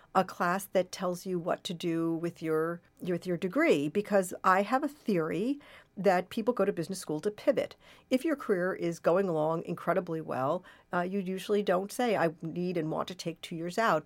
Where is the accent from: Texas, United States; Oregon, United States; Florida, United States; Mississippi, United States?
Oregon, United States; Portland; I was born in Portland, Oregon, and, and I was raised by two marvelous hippies